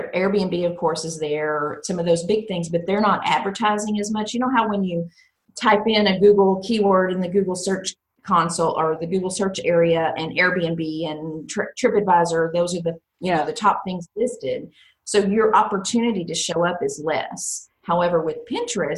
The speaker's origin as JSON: {"language": "English", "region": "Texas", "country": "United States", "said": "I'm from Texas"}